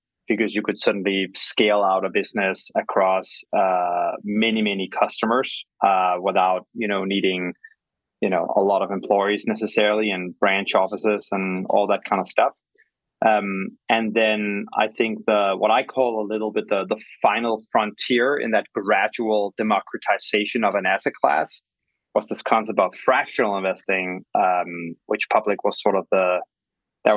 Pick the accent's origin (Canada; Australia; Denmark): Denmark; Copenhagen, Capital Region of Denmark; also born or lived in London; now in New York, United States; I'm originally from Copenhagen, now live in New York